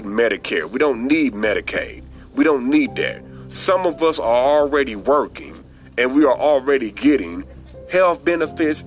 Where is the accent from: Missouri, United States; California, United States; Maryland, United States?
Missouri, United States; St. Louis; St. Louis, my hometown.